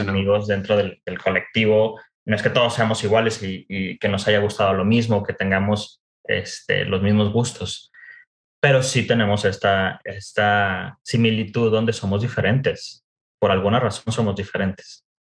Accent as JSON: {"language": "Spanish", "town": "Monterrey", "region": "Nuevo León", "country": "Mexico", "tie": "born or raised there", "also_born_or_lived": "United States / Mexico City / France", "moved": "as an adult", "said": "soy originario de Monterrey. Vaya, eh, eh, es, es algo importante mencionarlo porque gran parte de mi historia está relacionada con la cultura regiomontana. Entonces, nací y crecí"}